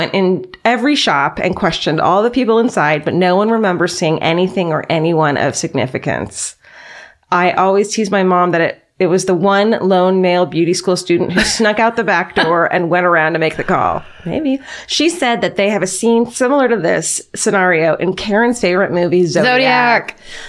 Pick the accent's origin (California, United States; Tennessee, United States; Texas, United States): California, United States; San Diego; Even though I was born and raised in San Diego, half of my childhood was spent driving up the California coastline and spending entire summers in Northern California.